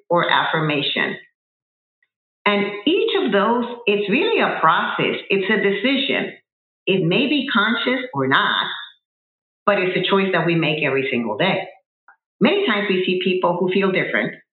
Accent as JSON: {"language": "English", "country": "Puerto Rico", "also_born_or_lived": "New Jersey, United States", "moved": "as an adult", "said": "I relocated from Puerto Rico, where I am originally from, to the continental United States, to New Jersey"}